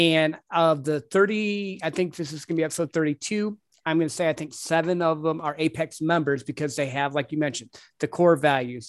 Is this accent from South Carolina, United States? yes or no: no; Michigan, United States; moved away; I'm from up north. I'm from Michigan